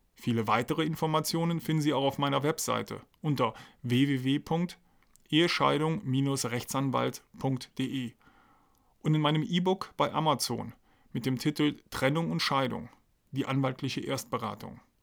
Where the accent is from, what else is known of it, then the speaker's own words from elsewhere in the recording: Aachen, North Rhine-Westphalia, Germany; moved away as an adult; also born or lived in Trier; now in Heidelberg, Germany; Geboren und aufgewachsen bin ich in Aachen, beziehungsweise in der Nähe von Aachen.